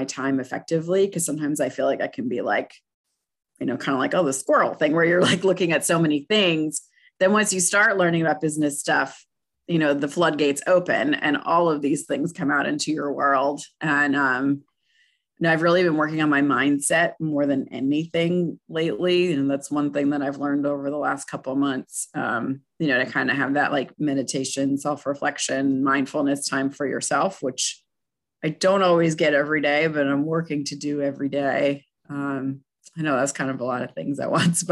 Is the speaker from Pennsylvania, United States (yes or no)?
yes; Pennsylvania, United States; moved away; I'm from Pennsylvania originally